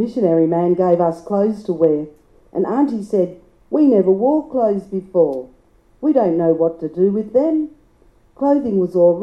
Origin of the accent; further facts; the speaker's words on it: Maralinga, South Australia, Australia; also born or lived in Ooldea; my traditional homelands